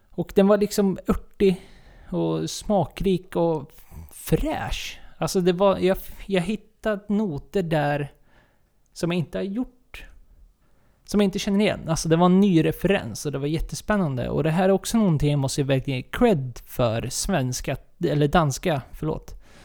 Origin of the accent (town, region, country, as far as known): Sweden